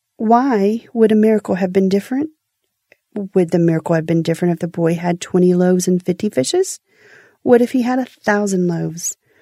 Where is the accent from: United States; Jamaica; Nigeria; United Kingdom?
United States; Houston, Texas; I'm from Houston